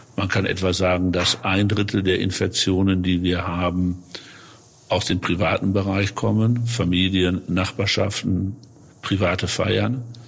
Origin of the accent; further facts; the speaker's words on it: North Rhine-Westphalia, Germany; meine westfälische Heimat